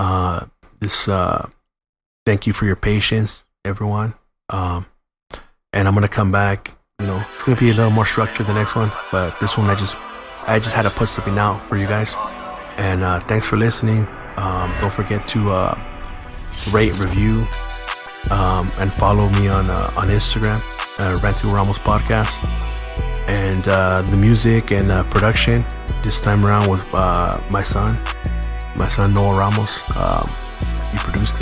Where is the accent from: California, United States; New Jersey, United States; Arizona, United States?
California, United States; San Gabriel; where'd you grow up? San Gabriel.